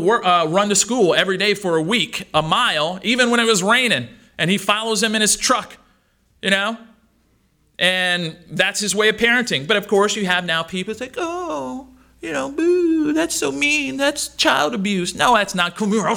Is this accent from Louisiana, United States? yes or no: yes; Louisiana, United States; I'm from South Louisiana, so that was said a whole lot.